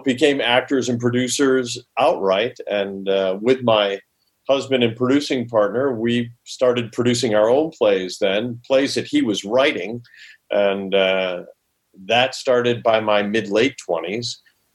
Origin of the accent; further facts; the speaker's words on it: Rochester, New York, United States; moved away as an adult; also born or lived in Holland, Michigan / Charlottesville, Virginia; now in California, United States; growing up in Rochester, New York